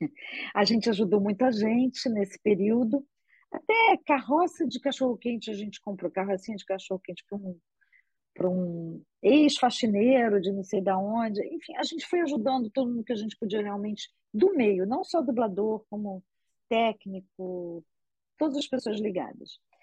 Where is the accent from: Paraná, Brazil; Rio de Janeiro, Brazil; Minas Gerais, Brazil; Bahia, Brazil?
Rio de Janeiro, Brazil; accent: carioca